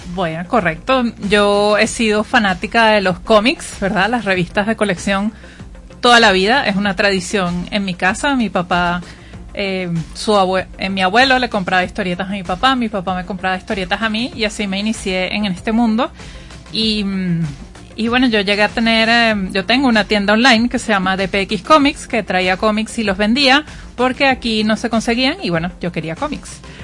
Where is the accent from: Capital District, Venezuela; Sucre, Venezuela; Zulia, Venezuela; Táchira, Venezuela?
Capital District, Venezuela; Caracas; yo soy de Caracas